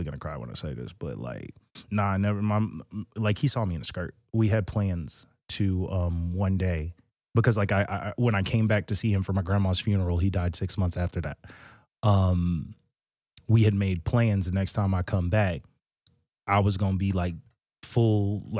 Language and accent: English; New Hampshire, United States; born there; Nah, I'm from everywhere. I was born in New Hampshire.